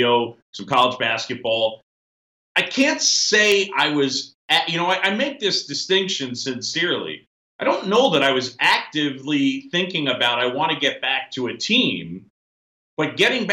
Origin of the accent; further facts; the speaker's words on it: New York City, New York, United States; also born or lived in Philadelphia, Pennsylvania; I grew up born in Philly, grew up in New York City